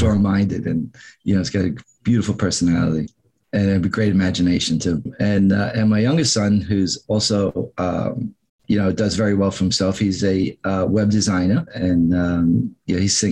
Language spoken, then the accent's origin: English; New York City, New York, United States; also born or lived in Long Island, New York; I'm from New York. I was born in Manhattan, was raised in the Bronx until the age of 13, 14 years old when my parents moved out to Long Island.